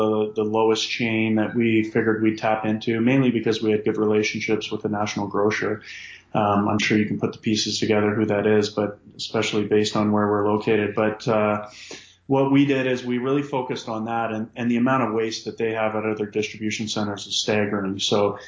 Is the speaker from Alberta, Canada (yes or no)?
yes; Calgary, Alberta, Canada; moved away as an adult; now in Halifax, Canada; I'm from Calgary